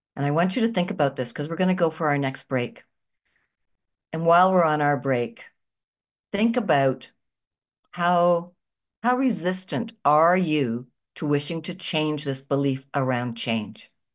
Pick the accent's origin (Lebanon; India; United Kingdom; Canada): Canada; I'm a Canadian living in Canada still